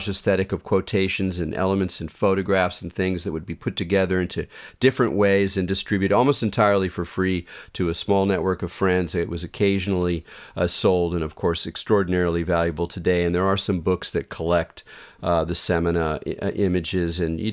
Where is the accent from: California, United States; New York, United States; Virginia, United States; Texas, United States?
California, United States; as a Californian and a longtime student and a devotee of the state